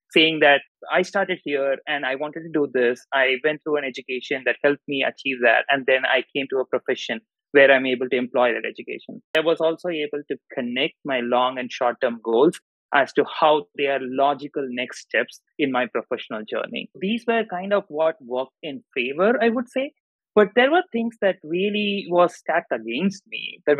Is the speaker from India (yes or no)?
yes; Madurai, Tamil Nadu, India; moved away as an adult; now in Chicago, United States; I grew up in Madurai, Tamil Nadu. I did my entire schooling over there.